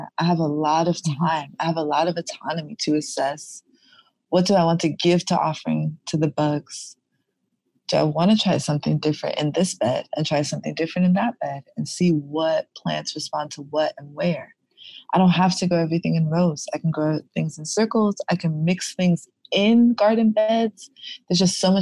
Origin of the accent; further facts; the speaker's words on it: New York City, New York, United States; I am born and raised in Brooklyn, New York.